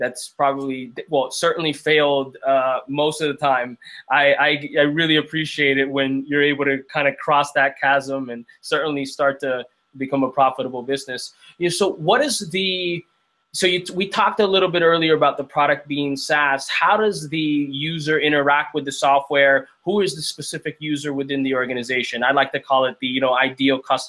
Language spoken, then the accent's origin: English; Miami, Florida, United States; I am from Miami, Florida